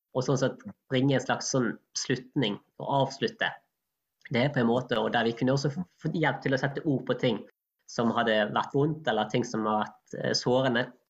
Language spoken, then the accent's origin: Norwegian; Norway; vi nordmenn